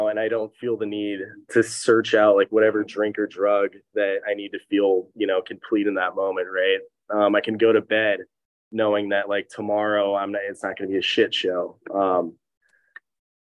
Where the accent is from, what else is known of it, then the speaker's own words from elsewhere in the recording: Laguna Niguel, California, United States; also born or lived in Upland, California / Jacksonville, Florida; I actually grew up here